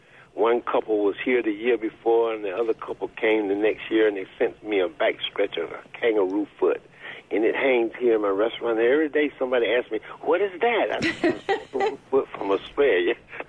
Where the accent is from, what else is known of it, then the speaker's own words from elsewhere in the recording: Fort Pierce, Florida, United States; moved away as an adult; now in Mississippi, United States; Actually, I'm from Fort Pierce, Florida